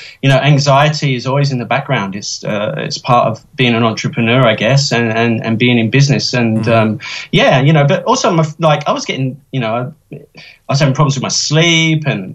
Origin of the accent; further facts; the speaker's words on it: London, United Kingdom; now in Australia; I grew up in the East End of London, one of the poorest areas of Britain, very working class